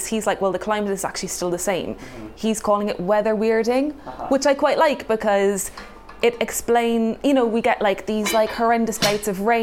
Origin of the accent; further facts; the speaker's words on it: Cork, Munster, Ireland; moved away; also born or lived in Hackney, London; I grew up in Cork in Ireland where my parents ran a horticulture company